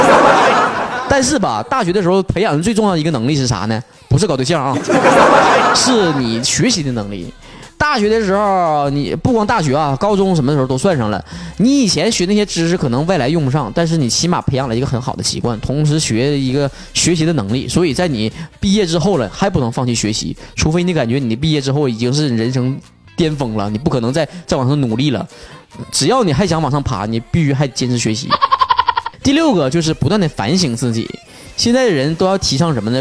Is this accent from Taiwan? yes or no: no; Northeast China, China; accent: Northeastern (东北话); 还东北味儿呢